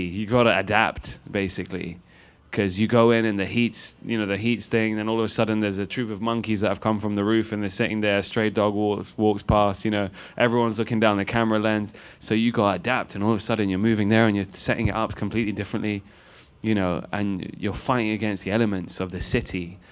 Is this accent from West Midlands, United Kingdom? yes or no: no; London, United Kingdom; I'm a dude from Rainers Lane in London, which is the last stop on the tube station